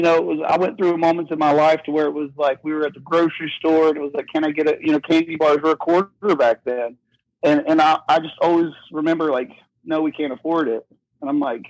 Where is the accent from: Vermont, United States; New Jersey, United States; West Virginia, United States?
West Virginia, United States; I'm from West Virginia and a little small town